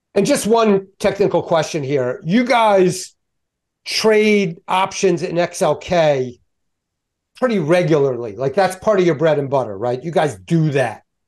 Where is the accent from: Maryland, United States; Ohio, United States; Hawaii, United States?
Maryland, United States; Baltimore; I'm Balmer, uh, born and raised.